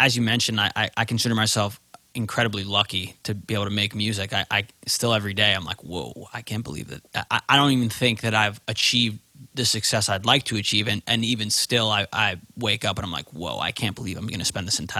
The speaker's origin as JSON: {"language": "English", "region": "England", "country": "United Kingdom", "said": "Just so you all know, I'm from England."}